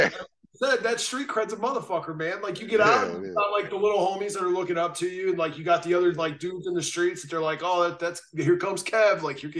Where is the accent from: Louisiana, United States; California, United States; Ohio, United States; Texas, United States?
Ohio, United States; I'm from Ohio.